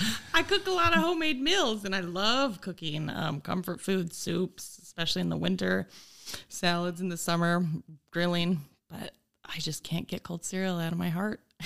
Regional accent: Sutherland, Utah, United States; moved away as an adult; also born or lived in Delta, Utah / Virginia; now in Oshkosh, United States; I'm really from a place called Sutherland, Utah, which has a population of about three hundred people

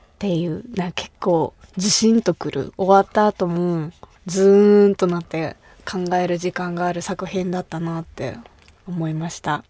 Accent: Kumamoto, Japan; 私が生まれ育った熊本

